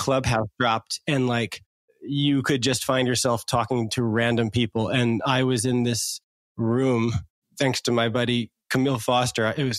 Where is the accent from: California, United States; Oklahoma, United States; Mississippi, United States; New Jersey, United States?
New Jersey, United States; the hood kids I grew up with in New Jersey